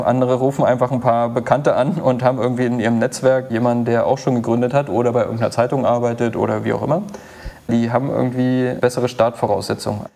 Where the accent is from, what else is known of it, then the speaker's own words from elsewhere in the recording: Wittenberg, Saxony-Anhalt, Germany; moved away; mit Leuten aus, aus mein, meiner Heimat befreundet und das ist jetzt auch nicht so weit weg von Berlin, ne? also Wittenberg